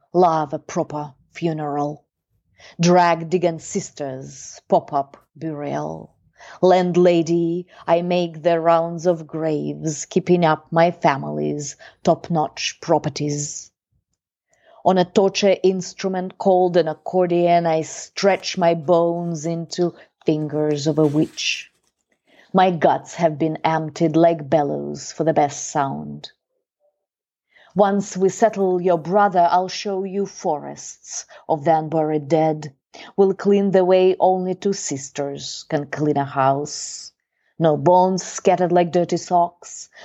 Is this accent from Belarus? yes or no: yes; Belarus; we grew up in Eastern Europe